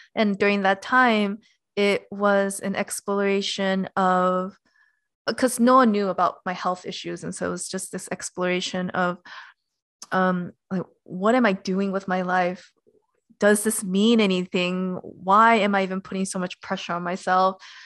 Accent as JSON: {"language": "English", "town": "Los Angeles", "region": "California", "country": "United States", "tie": "born or raised there", "said": "I was born and raised in Los Angeles"}